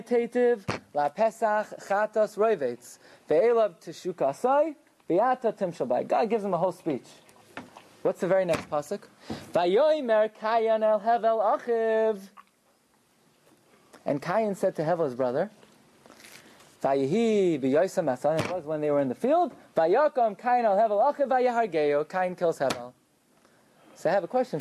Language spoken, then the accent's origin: English; New York City, New York, United States; I grew up in Agudas Yisrael Beis Binyamin in Flatbush.